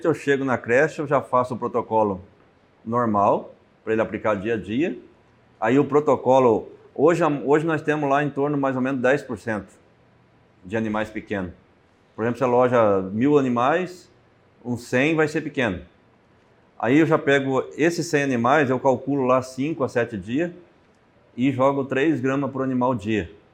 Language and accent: Portuguese; Toledo, Paraná, Brazil; Eu sou de Toledo, Paraná, oeste do Paraná